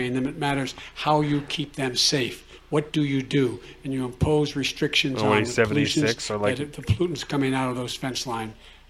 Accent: Claymont, Delaware, United States; born or raised there

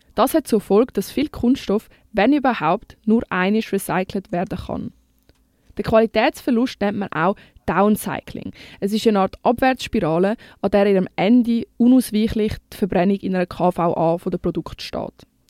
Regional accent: Switzerland; bei uns in der Schweiz

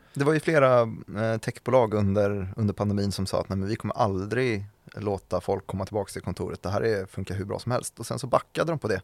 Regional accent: Täby, Stockholm County, Sweden; Täby-familjerna där jag växte upp

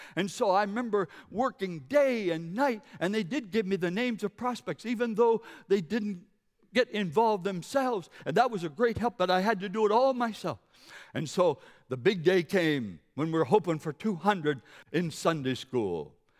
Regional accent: Carleton County, New Brunswick, Canada; also born or lived in Monticello, Maine; now in Moncton, Canada; I'm from New Brunswick, Carlton County

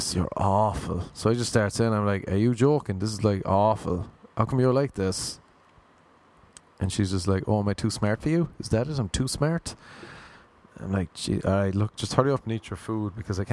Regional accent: Ireland; moved away; I'm from Ireland.

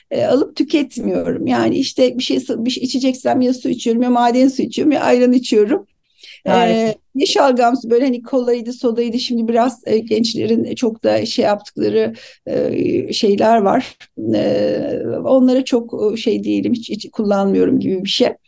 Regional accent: Aegean Region, Turkey; Herhalde sebebi de aslında Ege'liyim. Akdeniz mutfağına bağlıyorum.

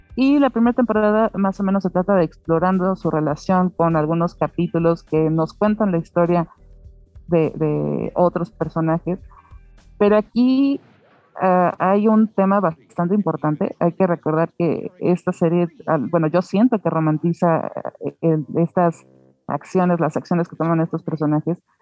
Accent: Mexico; como mexicana

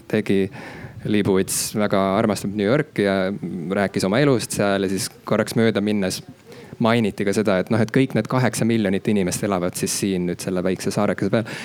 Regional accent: Estonia; ise ma samuti nagu ei eeldaks esimese asjana, et ma olen eestlane, kui ma näeksin iseennast tänaval kõndimas, samas mul nagu mingit muud identiteeti ei ole

